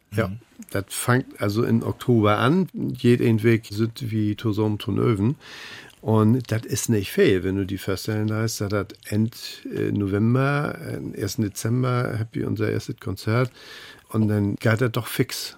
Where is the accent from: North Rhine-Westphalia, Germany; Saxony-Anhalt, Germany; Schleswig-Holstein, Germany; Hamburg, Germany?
Hamburg, Germany; als Hamburger sage ich ja ob.